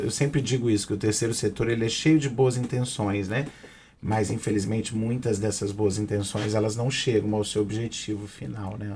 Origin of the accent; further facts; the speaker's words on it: Aracruz, Espírito Santo, Brazil; eu sou de Aracruz, né? E minha mãe sempre fez um trabalho ligado à PAI da minha cidade